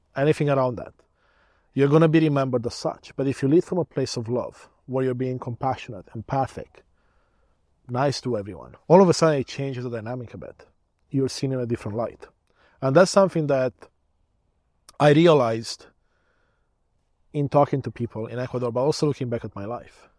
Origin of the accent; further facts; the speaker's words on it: Romania; now in Canada; I was born in Romania, back when it was still a communist country